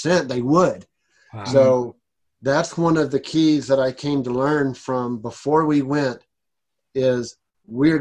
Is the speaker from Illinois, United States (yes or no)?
no; South Texas, United States; now in Colorado, United States; I grew up in South Texas